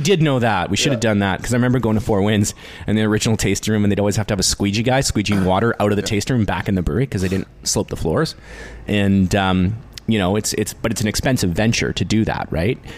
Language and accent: English; New Westminster, British Columbia, Canada